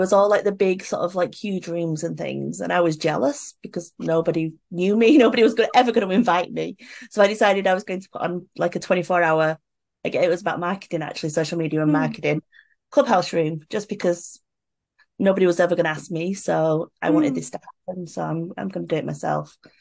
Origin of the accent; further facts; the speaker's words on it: United Kingdom; moved away as an adult; now in South Korea; I'm British